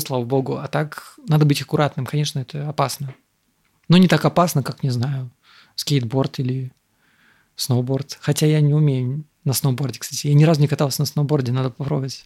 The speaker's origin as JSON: {"language": "Russian", "country": "Moldova", "tie": "born or raised there", "also_born_or_lived": "Russia", "moved": "yes", "lives_now": "Thailand", "said": "я родился в Молдове"}